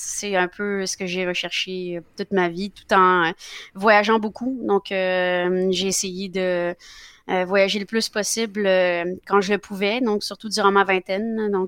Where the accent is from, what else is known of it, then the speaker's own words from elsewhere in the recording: Fontainebleau, Île-de-France, France; born there; Et donc, je suis née euh, à Fontainebleau, en France. c'est là que j'ai commencé ma vie.